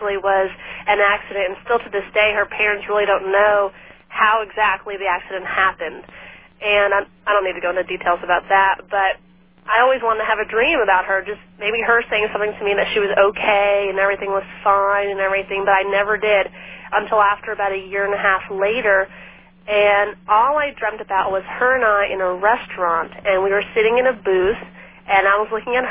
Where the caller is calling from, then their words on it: Las Vegas, Nevada, United States; I'm calling from Las Vegas, Nevada